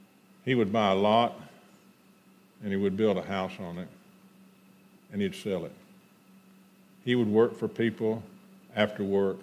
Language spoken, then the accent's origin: English; Houston, Texas, United States; also born or lived in Conroe, Texas; when I was 12, we moved from Houston, Texas to Conroe, Texas